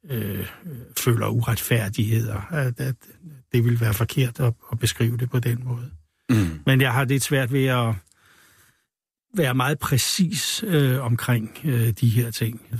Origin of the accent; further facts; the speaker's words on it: Humlebæk, Capital Region of Denmark, Denmark; Hun er altså- fra Nordjylland, og jeg er fra Humlebæk.